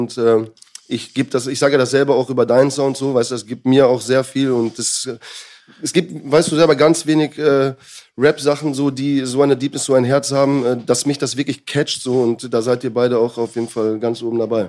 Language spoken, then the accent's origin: German; Dortmund, North Rhine-Westphalia, Germany; moved away as an adult; also born or lived in Münster; now in Vienna, Austria; ich bin äh, Münster geboren, Dortmund aufgewachsen